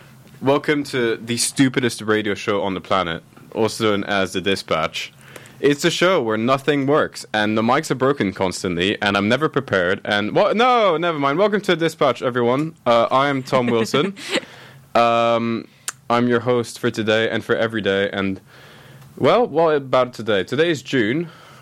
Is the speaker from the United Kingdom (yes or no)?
no; Oman; only now can I give an actual answer of I grew up in Oman because my parents have actually settled there and are not going to leave and they're permanently settled.